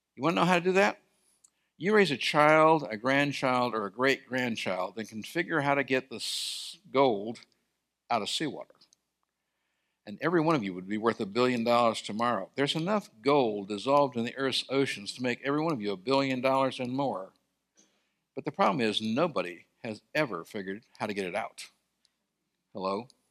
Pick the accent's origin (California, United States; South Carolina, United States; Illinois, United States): California, United States; Sierra Nevada; I grew up in California in the Sierra Mountains